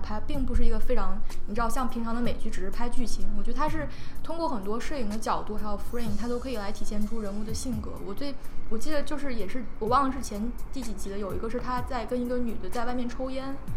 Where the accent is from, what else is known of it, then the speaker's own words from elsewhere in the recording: China; 但他说我可以跟我们中国人说